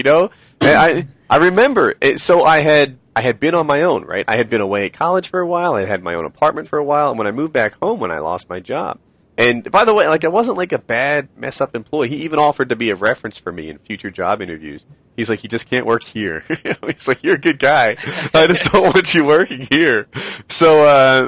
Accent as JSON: {"language": "English", "town": "Philadelphia", "region": "Pennsylvania", "country": "United States", "tie": "born or raised there", "said": "I grew up in the Philly area"}